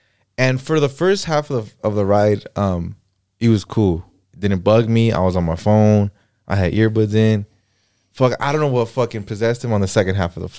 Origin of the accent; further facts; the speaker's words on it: Inland Empire, California, United States; I'm from the Inland Empire.